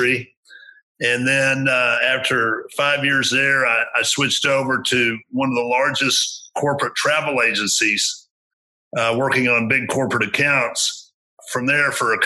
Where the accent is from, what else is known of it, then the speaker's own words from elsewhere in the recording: Memphis, Tennessee, United States; loves my hometown and loves our city so much